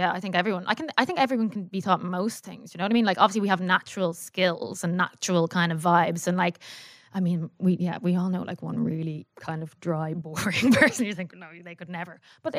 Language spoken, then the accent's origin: English; Howth, Leinster, Ireland; moved away as an adult; also born or lived in Vancouver, Canada; I'm from Howth.